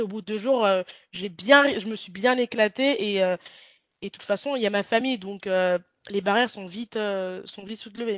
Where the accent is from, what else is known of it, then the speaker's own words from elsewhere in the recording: Lyon, Auvergne-Rhône-Alpes, France; j'ai grandi à Lyon